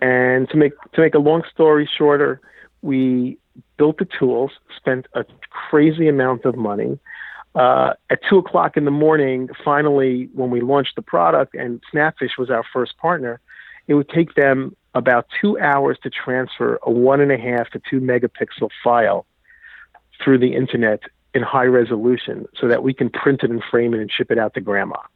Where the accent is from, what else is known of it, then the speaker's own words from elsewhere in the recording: New York, United States; I grew up in New York.